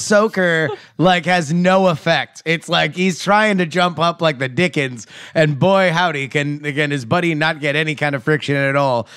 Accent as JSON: {"language": "English", "region": "Florida", "country": "United States", "said": "I'm from Florida"}